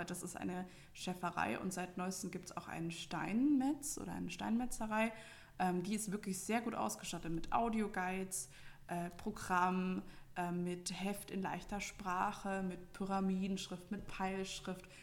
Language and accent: German; Bavaria, Germany; Weil, also ich komme ja aus Franken, das heißt für mich, ähm, wenn ich jetzt irgendwie, keine Ahnung, eine, ein Fürther Haus sehe, dann, ah ja, das ist in der Nähe von mir.